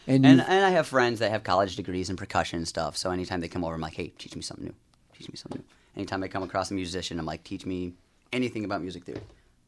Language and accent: English; Chesterton, Indiana, United States; I grew up in Chesterton, Indiana, just over the border a little